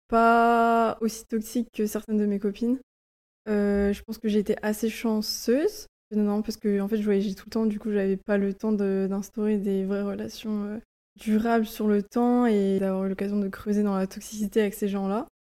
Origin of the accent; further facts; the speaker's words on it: Lorient, Brittany, France; moved away as an adult; also born or lived in Budapest, Hungary; je suis originaire de Lorient en Bretagne